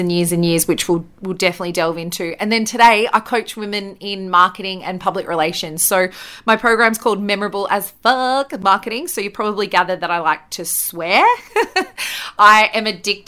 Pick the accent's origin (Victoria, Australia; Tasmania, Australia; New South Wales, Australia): New South Wales, Australia; Bathurst; So my hometown is Bathurst in New South Wales in Australia, and that's where I grew up.